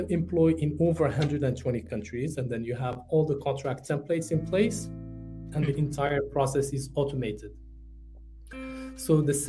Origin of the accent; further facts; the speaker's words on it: Morocco; moved away as an adult; also born or lived in France; now in United Arab Emirates; I'm originally from Morocco. And when I moved to the UAE